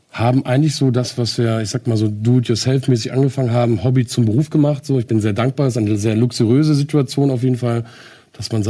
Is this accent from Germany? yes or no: yes; Henstedt-Ulzburg, Schleswig-Holstein, Germany; Ich bin aufgewachsen im Kreis Segeberg, geboren in Henschel-Ulzburg.